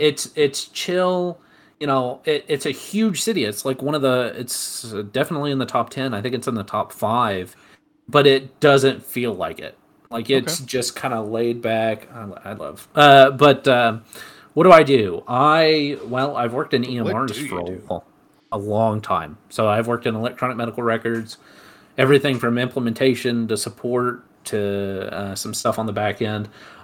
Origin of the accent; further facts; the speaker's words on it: Alabama, United States; moved away; also born or lived in Las Vegas / Colorado / Utah / Samoa; So I am from Alabama originally, but I've been everywhere. True. I lived in Las Vegas, Colorado, and then I moved to Alabama, moved up to Utah. I was in Samoa for a little bit, and then moved down to Texas.